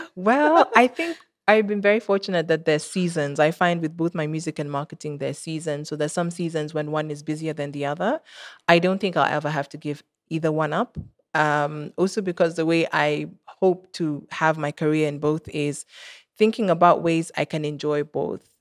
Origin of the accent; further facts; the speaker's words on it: Kenya; I'm Kenyan and I made music and that's Kenyan